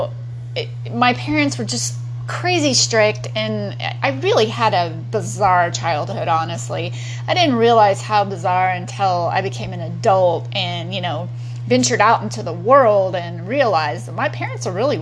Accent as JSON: {"language": "English", "region": "Texas", "country": "United States", "tie": "born or raised there", "also_born_or_lived": "Long Beach, California", "lives_now": "Austin, United States", "said": "I grew up in Texas"}